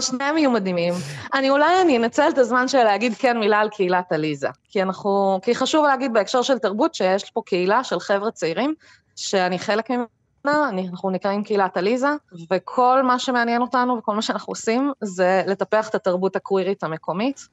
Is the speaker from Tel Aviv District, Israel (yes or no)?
no; a kibbutz near Beersheba, Southern District, Israel; גדלתי בדרום, בקיבוץ קרוב לבאר שבע